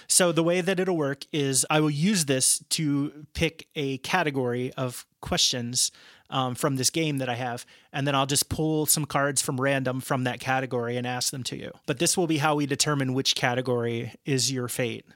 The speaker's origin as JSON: {"language": "English", "area": "outside of Cincinnati", "region": "Ohio", "country": "United States", "tie": "born or raised there", "said": "I grew up outside of Cincinnati, Ohio"}